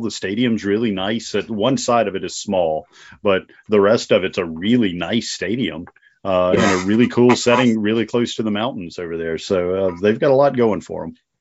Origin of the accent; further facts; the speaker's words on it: North Dakota, United States; moved away; I'm originally from North Dakota